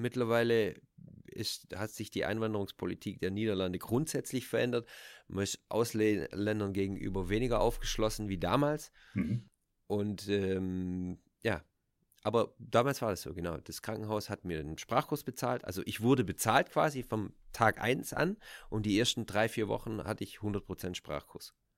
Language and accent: German; Germany; moved away as an adult; also born or lived in Switzerland; now in Netherlands; ich bin natürlich in Deutschland aufgewachsen, ich bin mit der deutschen Kultur groß